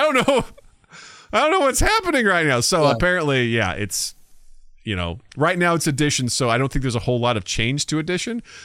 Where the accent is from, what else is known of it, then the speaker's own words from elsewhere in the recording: Missouri, United States; I'm from Missouri